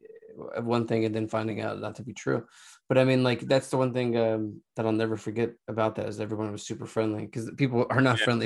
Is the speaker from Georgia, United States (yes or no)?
no; Philadelphia, Pennsylvania, United States; also born or lived in Los Angeles; now in Philadelphia, United States; I'm from Philadelphia